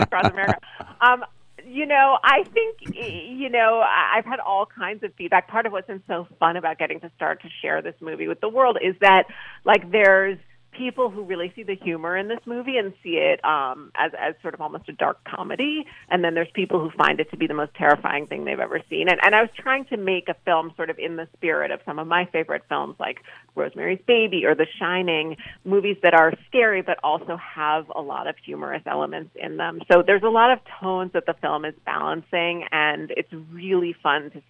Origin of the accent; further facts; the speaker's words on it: New York City, New York, United States; Brooklyn was a really great place to grow up